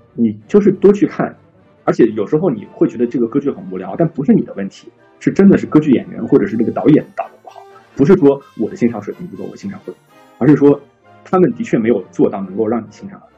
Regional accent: China; 其实我们中国人可能会对这个东西更加敏感

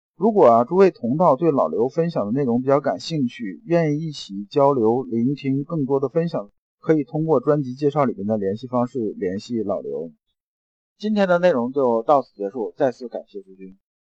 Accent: China; 我们中国人很讲死者为大

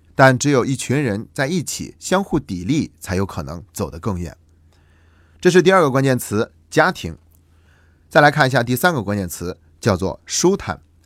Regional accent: China; 对于我们中国人来说

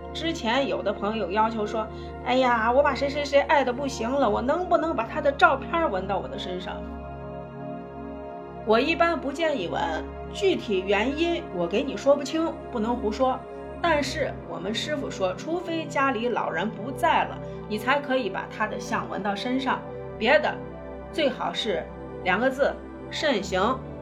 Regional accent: China; 我们中国人

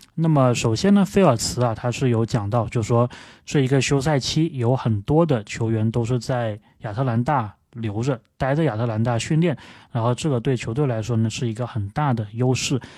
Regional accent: Guangzhou, Guangdong, China; 我是广州人

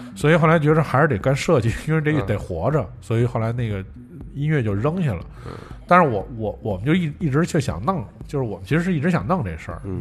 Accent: Beijing, China; 都是海淀区人

